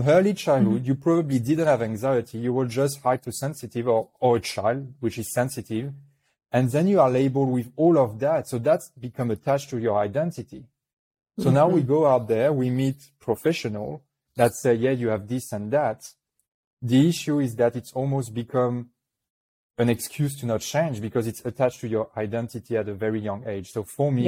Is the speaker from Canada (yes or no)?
no; New Caledonia; accent: French; English is a second language; I was born in New Caledonia, which is a little French island in the Pacific.